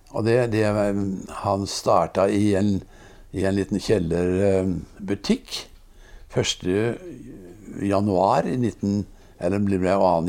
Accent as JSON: {"language": "Norwegian", "town": "Risør", "region": "Agder", "country": "Norway", "tie": "born or raised there", "said": "vi vokste opp i, i Risør"}